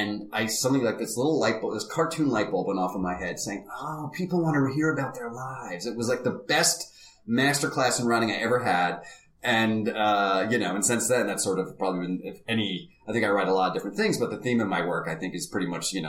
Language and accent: English; New Jersey, United States; I grew up in New Jersey